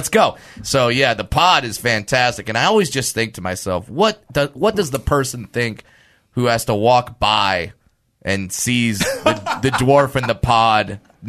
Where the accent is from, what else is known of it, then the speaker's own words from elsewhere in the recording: United States; I'm American.